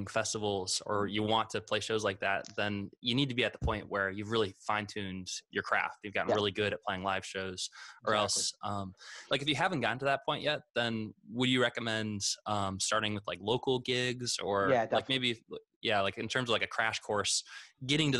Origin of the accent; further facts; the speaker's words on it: Vermillion, South Dakota, United States; We grew up in Vermilion, South Dakota, like a very small town